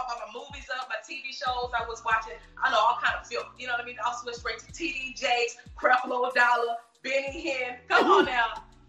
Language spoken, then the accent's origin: English; Houston, Texas, United States; now in Los Angeles, United States; I'm from the South with an S. Okay, it's a difference. I'm from the dirty South. I'm from Houston, Texas, for sure. Born and raised.